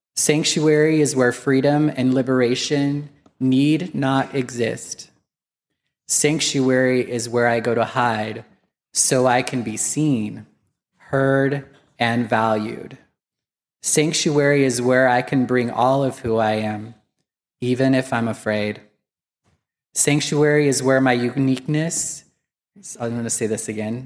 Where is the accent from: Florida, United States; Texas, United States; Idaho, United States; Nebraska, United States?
Idaho, United States; Wendell; I grew up in Wendell, Wendell, Idaho